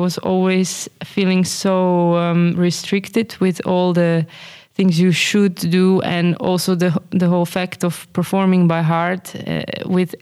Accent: Slovenia; moved away as an adult; also born or lived in Groningen; now in Amsterdam, Netherlands; I come from Slovenia

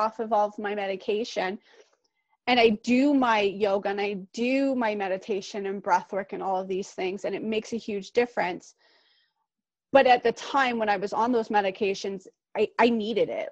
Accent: Pickering, Ontario, Canada; we both grew up in Durham region. I grew up in Pickering.

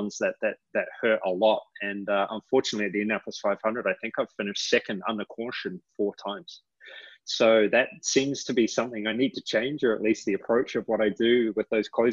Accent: New Zealand; now in United States; I'm from New Zealand.

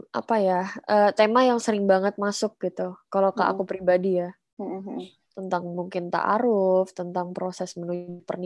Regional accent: Java, Indonesia; Iya, aku jadi kangen balik ke Jawa.

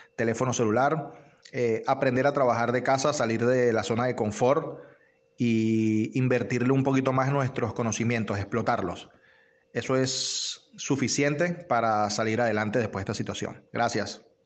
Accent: Venezuela; now in Argentina; soy venezolano, actualmente resido en Argentina

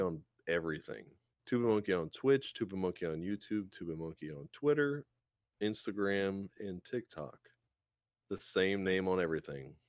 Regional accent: South Louisiana, United States; I'm from South Louisiana

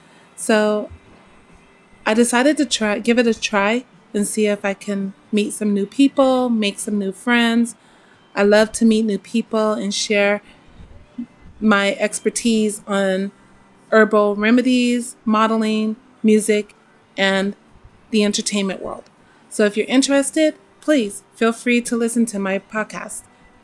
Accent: San Diego, California, United States; I'm from San Diego, California. I am a mother of three. I'm a grandmother of four.

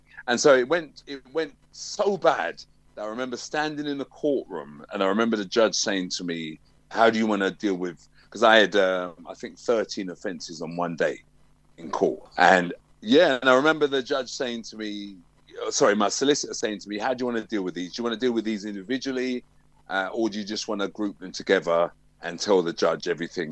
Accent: London, United Kingdom; I'm a Tottenham man. I grew up in Tottenham.

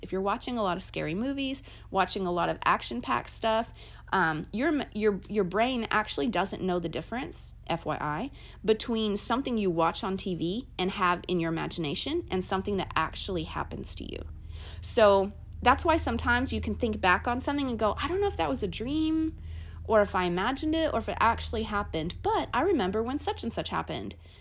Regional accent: Kentucky, United States; I grew up in Kentucky in a small town

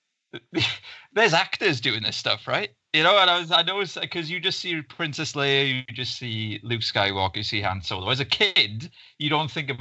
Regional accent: Ystradgynlais, Wales, United Kingdom; I kind of grew up there and everything, and it's just this small town just outside of Swansea, in the Swansea Valleys.

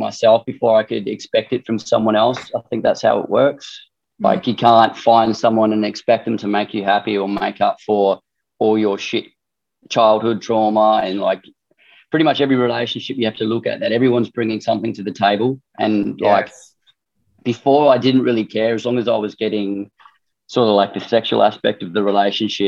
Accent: Darwin, Northern Territory, Australia; I guess I'm from Darwin

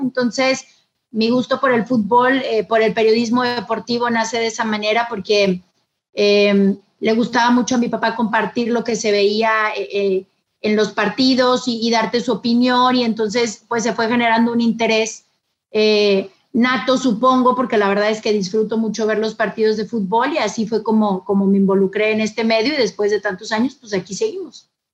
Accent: Monterrey, Nuevo León, Mexico; soy de aquí de, Monterrey, Nuevo León. Em, nazco aquí porque mi papá em, era jugador de fútbol.

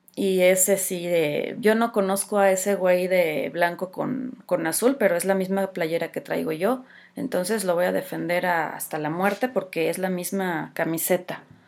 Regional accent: Mexico; soy mexicana

